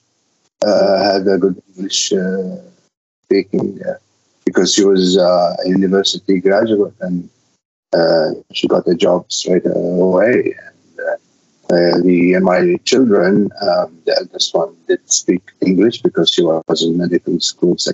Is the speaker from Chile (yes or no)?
no; Iraq; English is a second language; moved away as an adult; now in New Zealand; I was passionate to leave Iraq, and we arrived in December 1995 with my family, three children and my wife